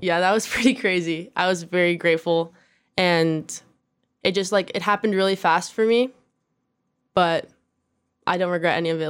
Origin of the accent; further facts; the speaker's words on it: Corona, California, United States; now in Downey, United States; I was born in Corona, California